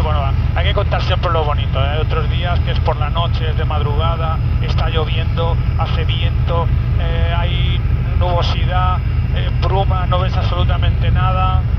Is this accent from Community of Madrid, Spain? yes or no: yes; Madrid, Community of Madrid, Spain; now in Málaga, Spain